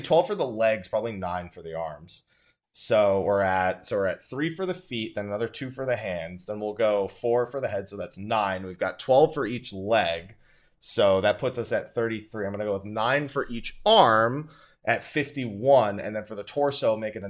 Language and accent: English; United States; I'm American